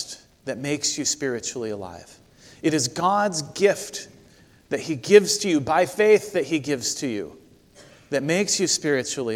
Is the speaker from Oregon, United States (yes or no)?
yes; Corvallis, Oregon, United States; my hometown of Corvallis, Oregon